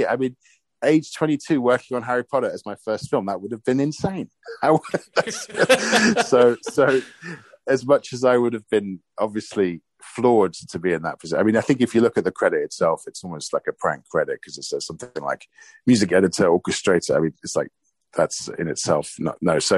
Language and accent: English; United Kingdom; And that's the reason I'm British is because they were refugees.